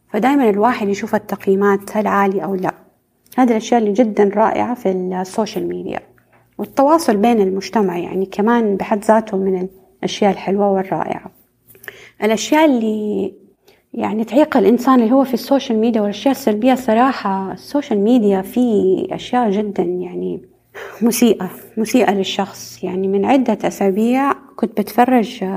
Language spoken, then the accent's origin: Arabic; Saudi Arabia; ليش عندنا في السعودية دائما يعني البلد أو الحكومة بتركز على المشاريع الضخمة الكبيرة